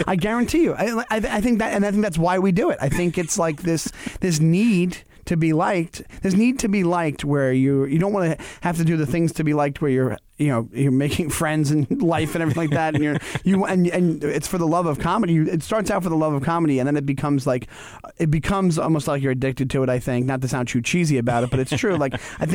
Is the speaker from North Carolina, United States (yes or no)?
no; Stewart Manor, New York, United States; I grew up in Stewart Manor, which is literally six blocks.